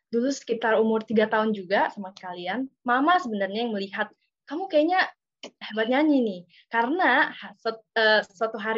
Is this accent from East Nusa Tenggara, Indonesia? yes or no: no; Jakarta, Indonesia; Aku di Jakarta, lahir di Jakarta dan tinggal di Jakarta.